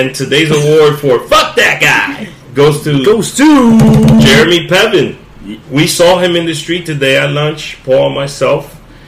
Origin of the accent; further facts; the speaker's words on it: Dominican Republic; now in United States; And I'm from the Dominican Republic